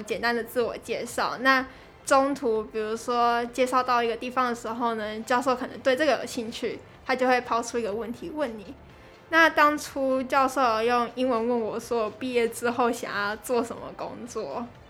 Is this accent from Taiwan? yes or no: yes; Kaohsiung, Taiwan; 我是土生土长的高雄人